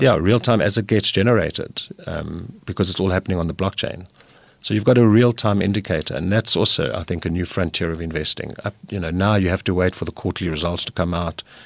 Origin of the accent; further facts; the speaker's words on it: South Africa; South Africa, we're, we're very good at getting people organized.